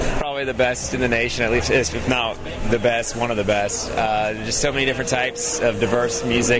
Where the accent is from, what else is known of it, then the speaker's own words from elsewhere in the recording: Raleigh, North Carolina, United States; I'm from Raleigh, actually.